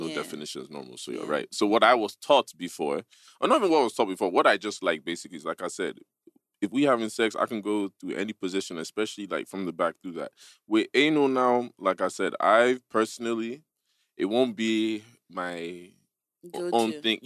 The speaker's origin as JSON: {"language": "English", "country": "United States", "tie": "born or raised there", "said": "growing up in America"}